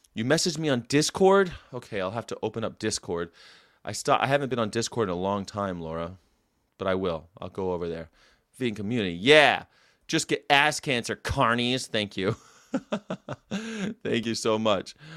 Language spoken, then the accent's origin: English; United States; I'm an American